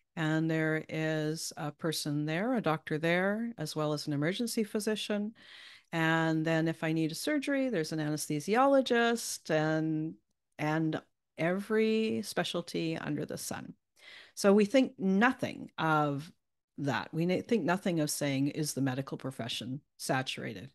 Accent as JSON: {"language": "English", "country": "Canada", "accent": "Canadian", "said": "won't hear my Canadian"}